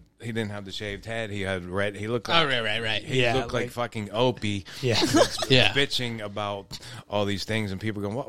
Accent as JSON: {"language": "English", "town": "McKees Rocks", "region": "Pennsylvania", "country": "United States", "tie": "born or raised there", "said": "I grew up in McKees Rocks."}